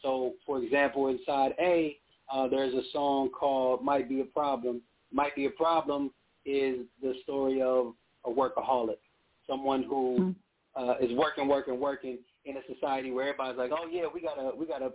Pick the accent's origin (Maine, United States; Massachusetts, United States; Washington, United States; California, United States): California, United States; Inglewood; now in Orange County, United States; I'm from Inglewood, but I live in Orange County